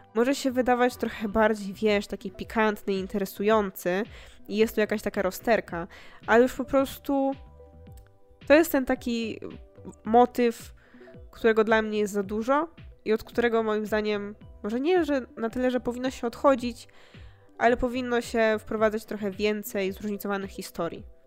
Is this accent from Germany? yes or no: no; Poland